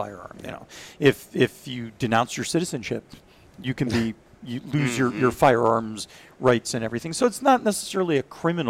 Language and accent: English; Israel; also born or lived in Philadelphia; And so we moved to Israel, and I grew up there, did military service there, went through a couple of wars there.